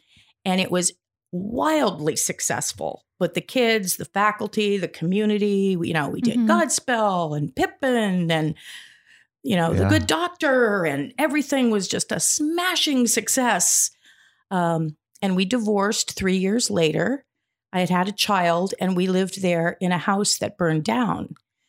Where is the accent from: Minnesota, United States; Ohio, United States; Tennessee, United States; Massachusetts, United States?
Ohio, United States; I'm a transplant. Yep. I grew up in Ohio in a small town.